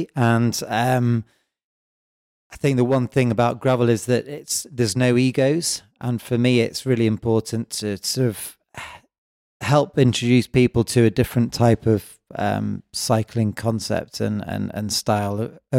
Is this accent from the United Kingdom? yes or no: yes; England, United Kingdom; now in Switzerland; I'm originally from England, and I moved out to Switzerland and Valais primarily to ski.